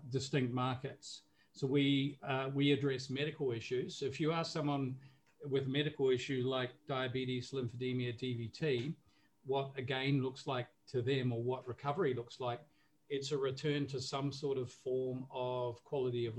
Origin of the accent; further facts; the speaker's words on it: New Zealand; moved away as an adult; now in Singapore; I'm based in Singapore, but I'm originally from New Zealand. So growing up in New Zealand, we more or less were exposed to sport from a very early age.